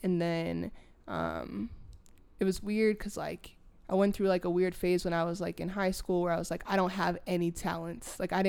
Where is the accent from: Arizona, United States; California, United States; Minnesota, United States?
Minnesota, United States; Minneapolis; moved away as an adult; now in Denver, United States; I'm initially from Minneapolis, Minnesota.